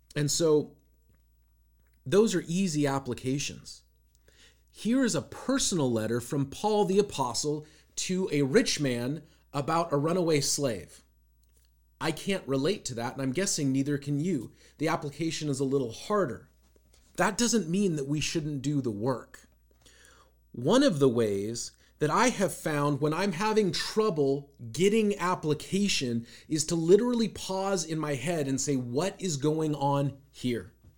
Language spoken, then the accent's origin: English; Seattle, Washington, United States; growing up in Seattle, I knew a bunch of people